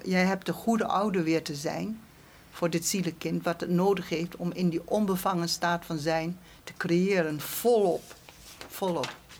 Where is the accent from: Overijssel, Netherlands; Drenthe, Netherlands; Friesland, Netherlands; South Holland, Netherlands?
Drenthe, Netherlands; rural; moved away as an adult; also born or lived in Arnhem; ik kom van het Drentse platteland